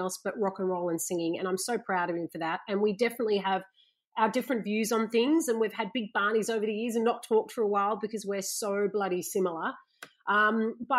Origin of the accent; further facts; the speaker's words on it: Gold Coast, Queensland, Australia; growing up on the Gold Coast